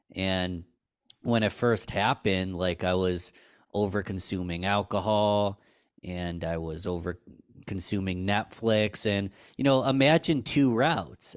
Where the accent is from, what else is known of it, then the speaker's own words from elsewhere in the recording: Rochester, New York, United States; I was from Rochester, New York